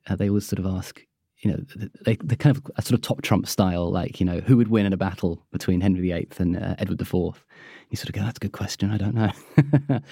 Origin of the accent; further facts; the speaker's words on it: United Kingdom; being British